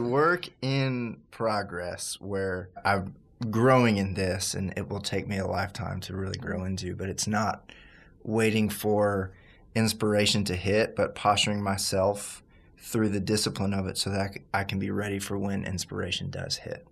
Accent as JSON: {"language": "English", "town": "Baton Rouge", "region": "Louisiana", "country": "United States", "moved": "yes", "said": "I'm from Baton Rouge, Louisiana, originally"}